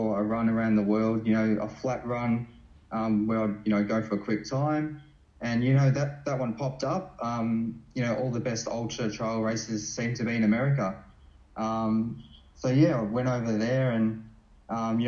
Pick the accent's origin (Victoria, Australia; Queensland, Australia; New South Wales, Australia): Victoria, Australia; Melbourne; I grew up in like you know, northern suburbs of Melbourne